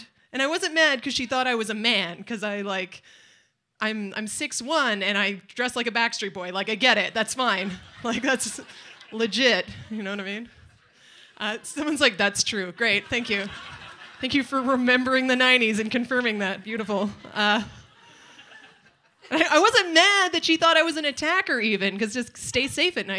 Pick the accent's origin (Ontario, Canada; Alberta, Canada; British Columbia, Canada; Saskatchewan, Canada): British Columbia, Canada; Nanaimo; I'm from Nanaimo